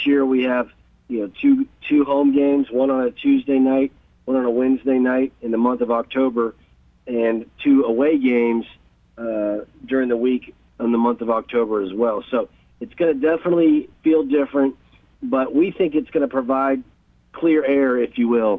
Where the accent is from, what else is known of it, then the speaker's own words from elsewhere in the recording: Texas, United States; moved away; I'm from Texas, and my family lives in Houston